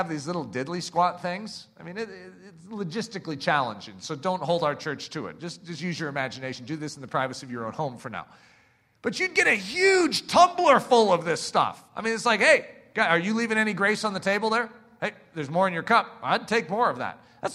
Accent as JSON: {"language": "English", "country": "United States", "said": "here in America"}